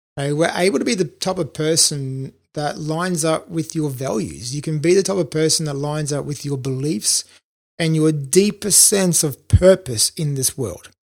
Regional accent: Australia; moved away as an adult; also born or lived in Brisbane / London; I'm an Aussie

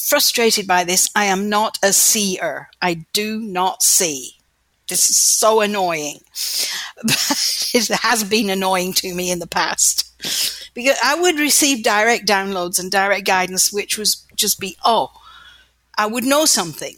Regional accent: North Wales, United Kingdom; also born or lived in Lancashire, England; I was born in Lancashire in the north of England, and when I was 10 years old, we moved to North Wales

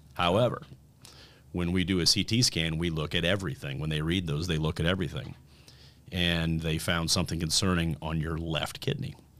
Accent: Fort Wayne, Indiana, United States; moved away as an adult; also born or lived in Bloomington, Indiana / Peoria, Illinois / Nashville, Tennessee / Denver, Colorado; I was born and raised in Fort Wayne, Indiana

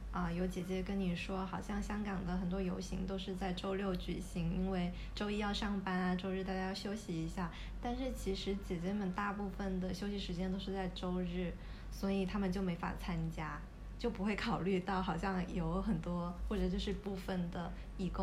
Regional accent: China; now in Hong Kong; 但是因为我们作为大陆人，在香港这里，可能因为跟香港同样的肤色、同样的相似的外貌，我们不会觉得自己是移民。

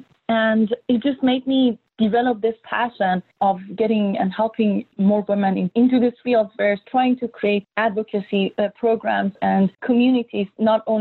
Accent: Iran; moved away; I grew up in Iran during war between Iran and Iraq

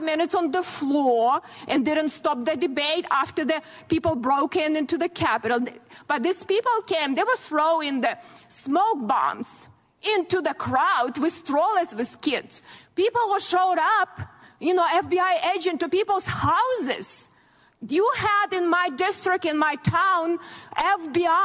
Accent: Ukraine; now in United States; I grew up in very similar country, Ukraine now

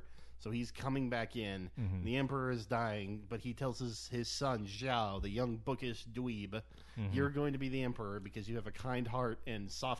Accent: United States; I'm a white American

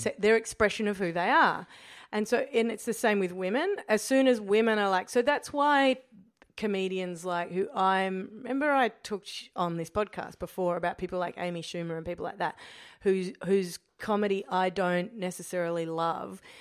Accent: Australia; being Australian

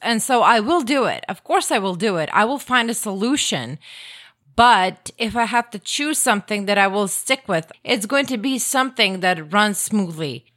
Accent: Croatia; first language Croatian; English is a second language; English isn't my native language. Croatian is.

